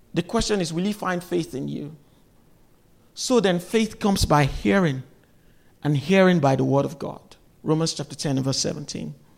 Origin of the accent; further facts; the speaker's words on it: Nigeria; now in United States; I'm from Nigeria. I grew up in Nigeria